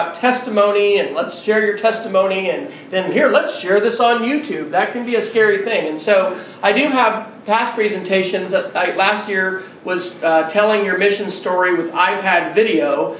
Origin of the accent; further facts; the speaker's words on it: Manhattan, Kansas, United States; also born or lived in Edmond, Oklahoma; now in Oklahoma City, United States; I grew up in Manhattan, Kansas, and went to Philmont probably in 86 as a scout